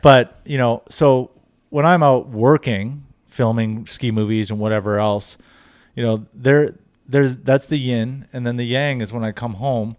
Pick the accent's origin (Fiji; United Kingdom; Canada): Canada; Invermere, British Columbia; I grew up in Infirmere, B C